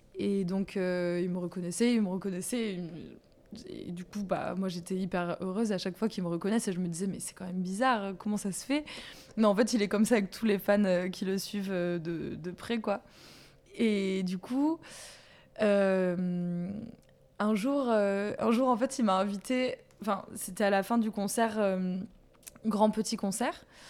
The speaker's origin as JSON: {"language": "French", "town": "Bayonne", "region": "Nouvelle-Aquitaine", "country": "France", "said": "je viens de Bayonne"}